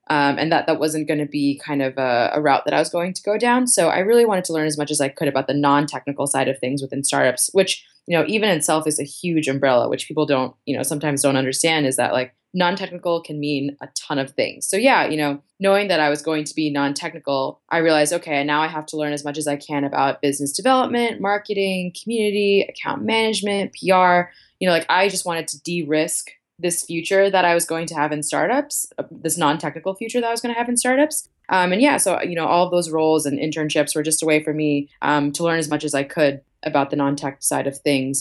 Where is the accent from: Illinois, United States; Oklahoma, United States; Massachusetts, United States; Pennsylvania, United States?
Massachusetts, United States; Boston; moved away as an adult; also born or lived in New York City; now in Dublin, Ireland; I'm originally from Boston, um, but I call New York City home.